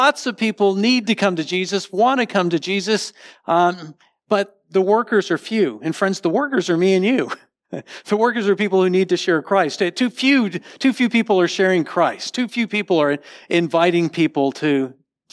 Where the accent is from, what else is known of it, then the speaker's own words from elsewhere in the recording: Connecticut, United States; now in Texas, United States; I grew up in Connecticut, and we had dominoes up there